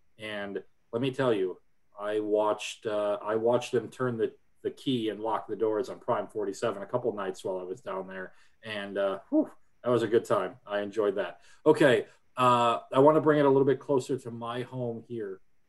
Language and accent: English; Wisconsin, United States; now in Indianapolis, United States; I'm from Wisconsin originally, and so Indianapolis is not a place that I grew up.